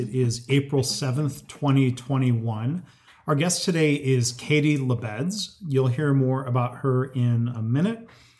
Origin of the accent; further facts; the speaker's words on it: Livonia, Michigan, United States; I grew up in Livonia outside of Detroit.